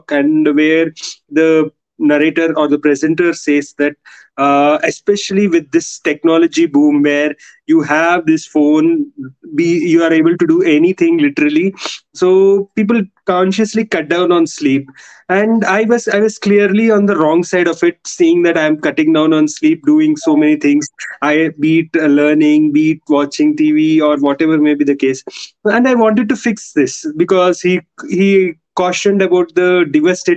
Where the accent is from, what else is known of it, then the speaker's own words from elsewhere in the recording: Hyderabad, Telangana, India; I am from India.